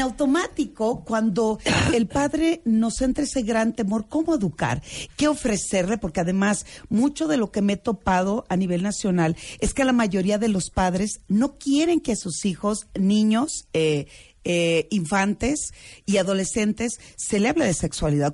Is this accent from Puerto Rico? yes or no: no; Culiacán, Sinaloa, Mexico; now in Mexico City, Mexico; yo vengo de Culiacán, yo soy de Culiacán, tengo mm. muchos años en la Ciudad de México